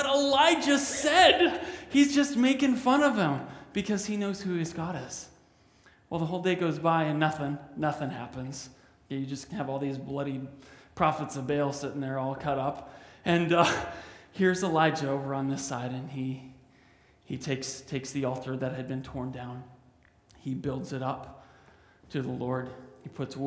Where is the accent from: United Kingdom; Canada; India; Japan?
Canada; I'm a Canadian